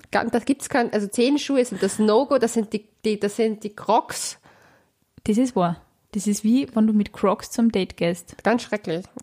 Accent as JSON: {"language": "German", "region": "Vienna", "country": "Austria", "said": "Hier möchte ich erwähnen, dass Leopoldau, glaube ich, in Wien liegt."}